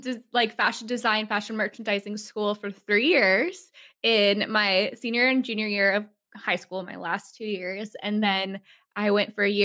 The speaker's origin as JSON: {"language": "English", "town": "Seattle", "region": "Washington", "country": "United States", "tie": "born or raised there", "said": "I grew up in Seattle"}